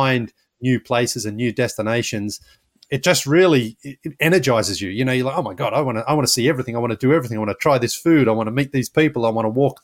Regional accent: Australia; now in United States; I'm from Australia, but I live in the United States

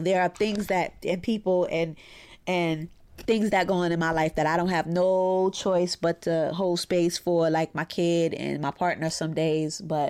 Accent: Brooklyn, New York, United States; I'm a therapist in private practice here in my hometown of Brooklyn, New York.

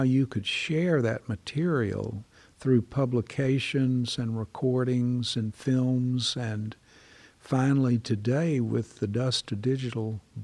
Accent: the American South, United States; moved away; also born or lived in Ireland; I felt I was an expatriate from the South

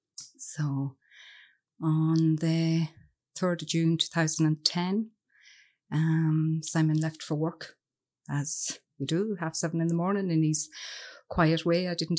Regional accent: Cavan, Ulster, Ireland; Okay. Well, as I said … And I'm from Cavan. And I'm delighted to be down here with you.

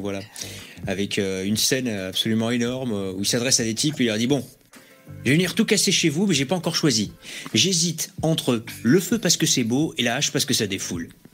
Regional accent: Bayonne, Nouvelle-Aquitaine, France; je suis de Bayonne

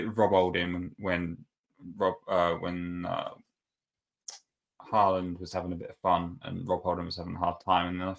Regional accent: England, United Kingdom; I'm obviously English

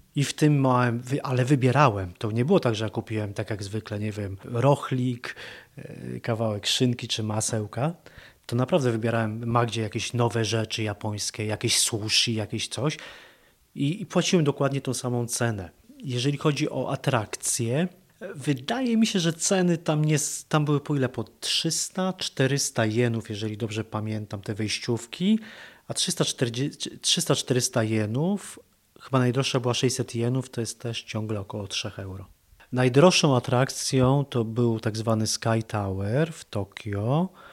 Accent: Poland; jesteśmy z Polski

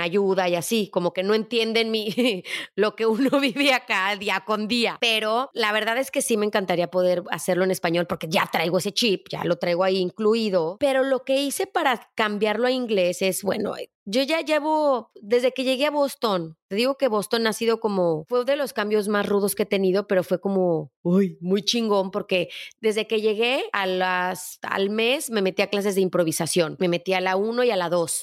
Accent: León, Guanajuato, Mexico; Yo soy de León, Guanajuato.

